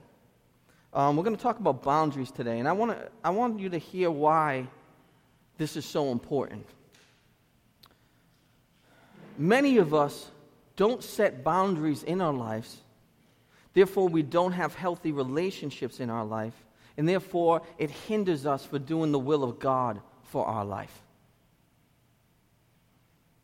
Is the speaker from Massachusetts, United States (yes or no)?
yes; Lynn, Massachusetts, United States; I'm from Lynn